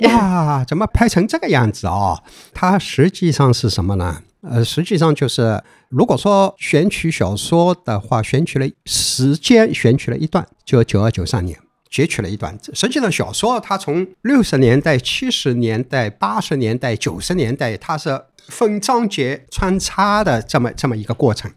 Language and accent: Chinese; Shanghai, China; 因为他也是上海人，我也是上海人